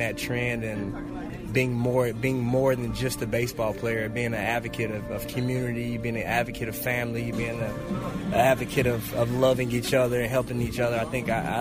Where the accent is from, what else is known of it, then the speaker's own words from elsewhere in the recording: Asheville, North Carolina, United States; moved away; my city of Asheville, my community coming up as a youth